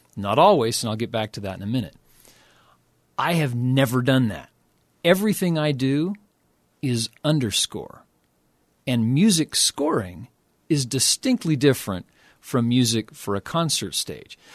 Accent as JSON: {"language": "English", "town": "Oklahoma City", "region": "Oklahoma", "country": "United States", "tie": "born or raised there", "said": "I grew up in Oklahoma City"}